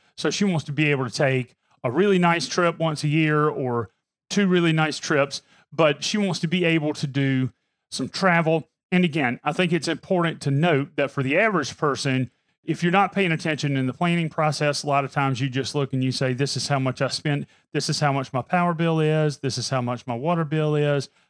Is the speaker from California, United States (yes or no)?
no; Pamplico, South Carolina, United States; I'm from Pamplico, South Carolina. So anything's a big city to me